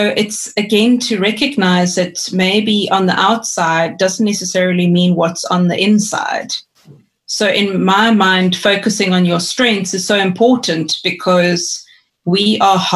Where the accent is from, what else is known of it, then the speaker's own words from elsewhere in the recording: East London, Eastern Cape, South Africa; I grew up in East London in the Eastern Cape